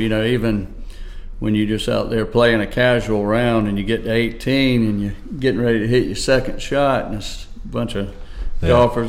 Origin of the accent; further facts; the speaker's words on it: Andrews, South Carolina, United States; I grew up in the big city of Andrews, South Carolina.